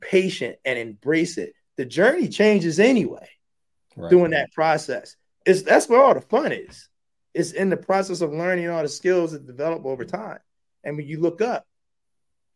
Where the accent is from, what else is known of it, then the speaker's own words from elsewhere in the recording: Baltimore, Maryland, United States; moved away; also born or lived in Mississippi; I'm a kid from West Baltimore